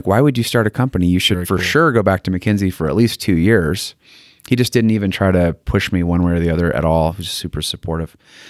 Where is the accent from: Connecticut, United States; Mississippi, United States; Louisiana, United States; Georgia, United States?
Connecticut, United States; born or raised there; now in Utah, United States